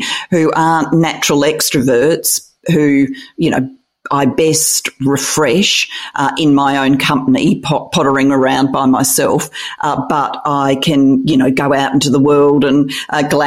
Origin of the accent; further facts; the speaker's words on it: Australia; also born or lived in Wales; our lived experience was always Australian.